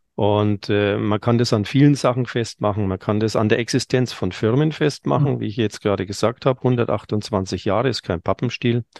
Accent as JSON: {"language": "German", "area": "Franconia", "region": "Bavaria", "country": "Germany", "said": "bei uns in Franken"}